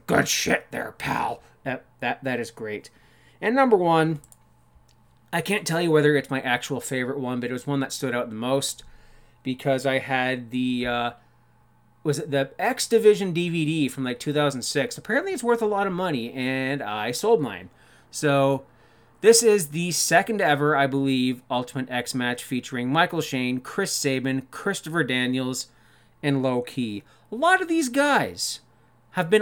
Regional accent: Canada; I'm Canadian. It's my civic duty as a Canadian

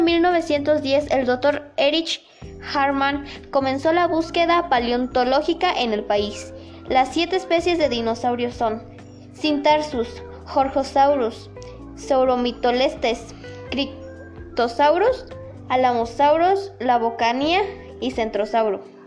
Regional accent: Mexico; nuestro país

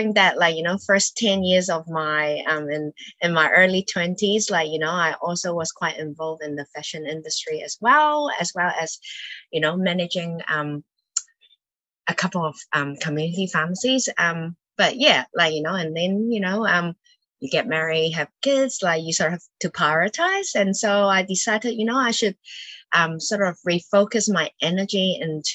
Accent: Auckland, New Zealand; also born or lived in Hong Kong / United Kingdom; I moved to New Zealand when I was 9 from Hong Kong. Now pretty much a Kiwi now.

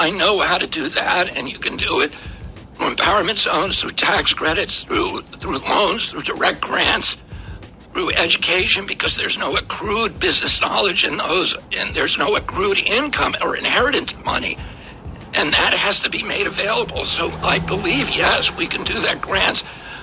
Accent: Virginia, United States; When I grew up in Virginia

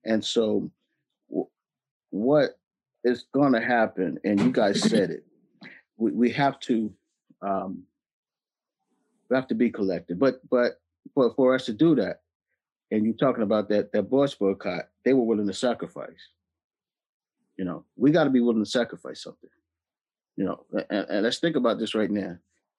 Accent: the South, United States; we're from the South.

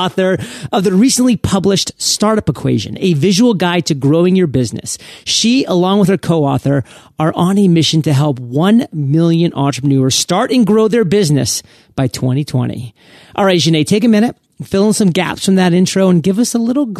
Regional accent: Maine, United States; You know, I'm from Maine, so I resonate with New Hampshire. I resonate with Worcester.

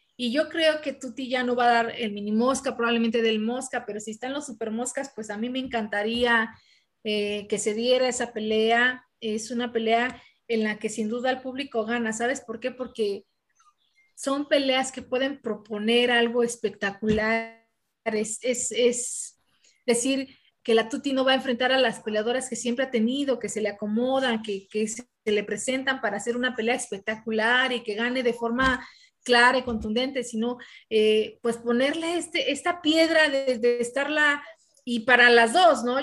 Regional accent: Mexico; las mexicanas

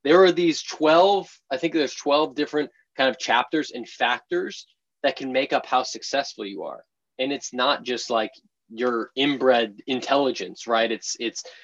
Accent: just outside of Boston, Massachusetts, United States; moved away as an adult; now in San Francisco, United States; I grew up in just outside of Boston in the suburbs there.

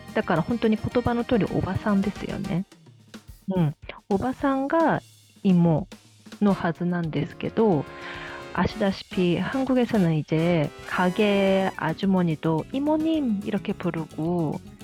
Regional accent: Japan; also born or lived in South Korea; 韓国生まれ日本育ち

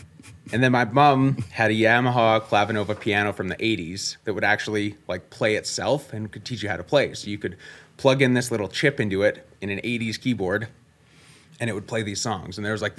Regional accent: Innisfail, Alberta, Canada; Grew up in Innisfail, Alberta. Little town, about 7,000 people. Was born about 20 minutes west of town. We had an acreage out there. When I was 4, we moved into town as I was starting kindergarten

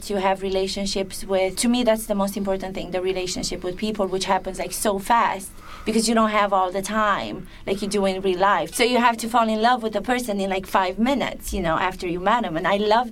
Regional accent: Romania; accent: Romanian; English is a second language; I'm speaking English with the Romanian version of interpretation

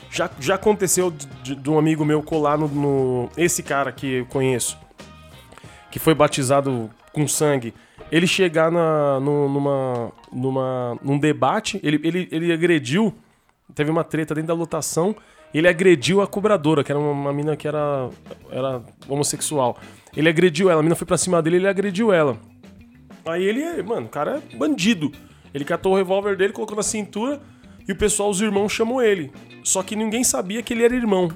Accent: Brazil; Eu sou da Tiradentes, sou da periferia

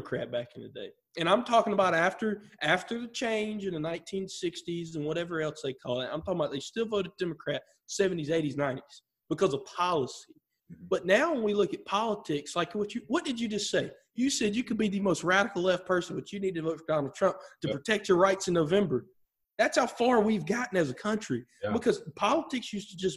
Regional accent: Clinton, South Carolina, United States; I'm from South Carolina, for those of you that know, live in a very rural area.

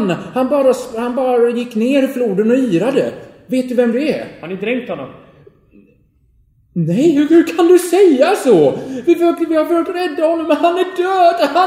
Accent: Gothenburg, Västra Götaland, Sweden; det är ju så här inte så här töntälvar som vi har där i Göteborg, där jag kommer ifrån

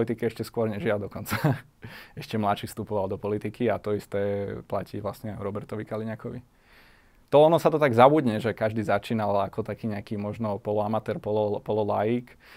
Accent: Bratislava, Bratislava Region, Slovakia; som rodený Bratislavčan, mi celkom vyhovuje, Bratislava mi je blízka, mám to tu rád

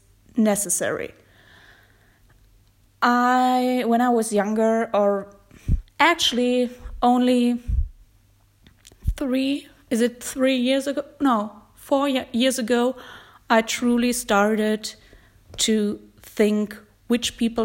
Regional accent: Germany; accent: German; English is a second language; my German accent

